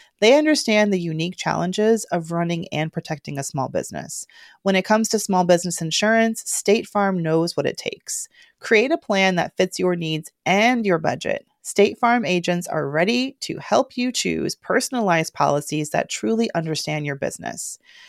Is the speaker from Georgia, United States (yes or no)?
yes; Georgia, United States; That's how you know I'm from Georgia.